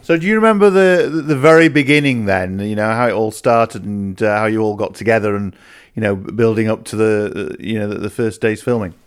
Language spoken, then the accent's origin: English; Yorkshire and the Humber, United Kingdom; I lived in Yorkshire it was our local soap